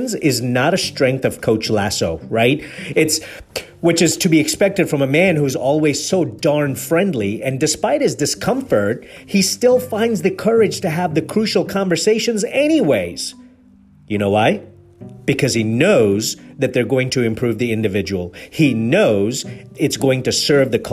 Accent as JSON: {"language": "English", "region": "Nairobi", "country": "Kenya", "tie": "born or raised there", "also_born_or_lived": "Mombasa, Kenya / England", "moved": "yes", "said": "I was born in Mombasa, raised in Nairobi. I'm an Indian man. I've lived in England."}